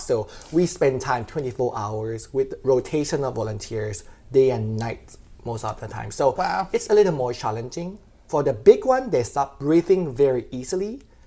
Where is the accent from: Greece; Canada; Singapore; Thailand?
Thailand; Rayong; moved away as an adult; also born or lived in Bangkok, Thailand; now in Georgia, United States; I was from Rayong City, which is about an hour and a half from Bangkok. It's a coastal city, so I grew up by the beach